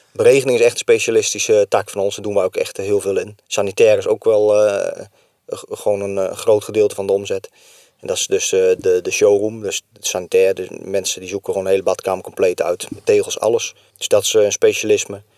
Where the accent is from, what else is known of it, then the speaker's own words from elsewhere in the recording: Barneveld, Gelderland, Netherlands; moved away as an adult; now in Kesteren, Netherlands; Ik kom uit Barneveld. Ik ben, mijn vrouw komt uit Kesteren, dus zodoende ben ik hier in de regio terechtgekomen